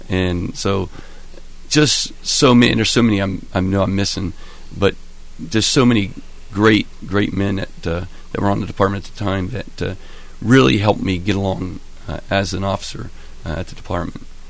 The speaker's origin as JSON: {"language": "English", "town": "Albany", "region": "Ohio", "country": "United States", "tie": "born or raised there", "said": "Well, I was raised in Albany, so I'm an Athens County native."}